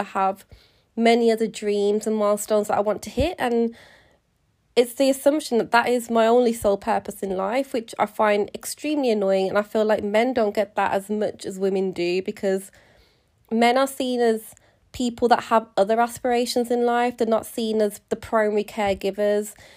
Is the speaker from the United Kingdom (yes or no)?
yes; United Kingdom; being British Indian, so my grandparents are from India and they immigrated to the U K in the sixties